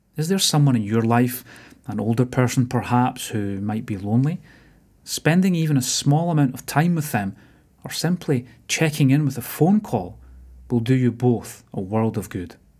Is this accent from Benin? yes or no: no; Motherwell, Scotland, United Kingdom; growing up in Motherwell